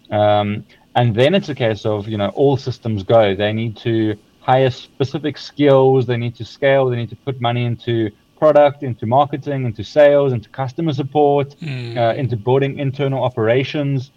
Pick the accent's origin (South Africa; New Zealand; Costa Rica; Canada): South Africa; now in Sweden; So, so, so just because I'm in Sweden now does not mean we're still a South African, a proudly South African company.